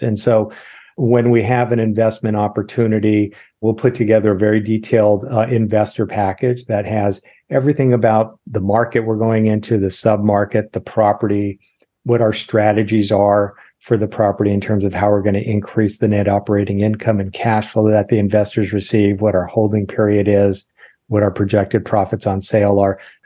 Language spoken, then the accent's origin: English; Los Angeles, California, United States; also born or lived in Irvine / Sacramento; born and raised in Los Angeles. middle of junior high school, we moved down to Irvine